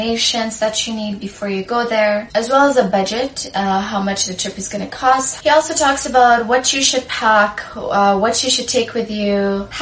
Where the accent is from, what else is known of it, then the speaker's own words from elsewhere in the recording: Sudan; moved away; I say back home because I'm from Sudan, I'm African